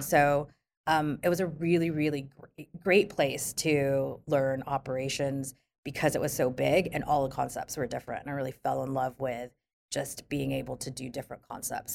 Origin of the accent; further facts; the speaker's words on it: Philippines; moved away; I grew up in the Philippines